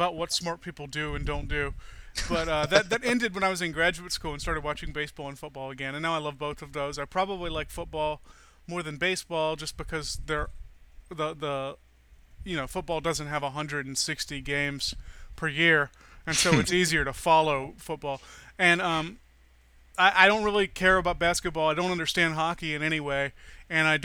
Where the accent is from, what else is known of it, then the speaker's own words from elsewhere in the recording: Atlanta, Georgia, United States; I'm from Georgia